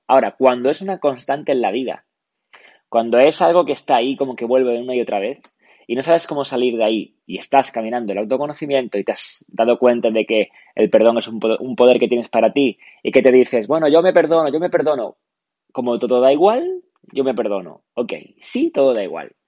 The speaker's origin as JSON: {"language": "Spanish", "town": "Málaga", "region": "Andalusia", "country": "Spain", "said": "soy de Málaga"}